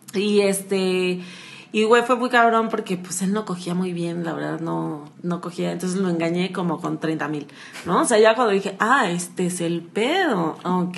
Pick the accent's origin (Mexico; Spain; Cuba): Mexico; Acapulco, Guerrero; soy de Acapulco